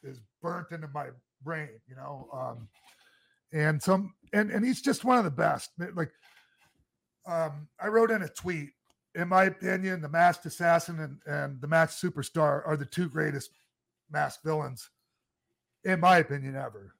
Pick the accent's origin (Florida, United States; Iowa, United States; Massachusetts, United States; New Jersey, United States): Florida, United States; I grew up down in Florida